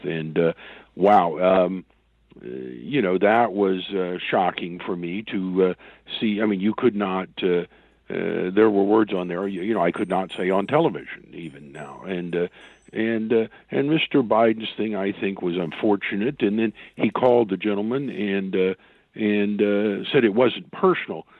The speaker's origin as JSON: {"language": "English", "region": "Oklahoma", "country": "United States", "said": "my home state here in Oklahoma"}